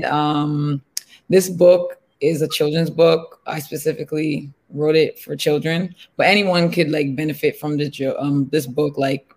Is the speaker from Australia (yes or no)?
no; Nigeria; now in Canada; I'm a Nigerian born Canadian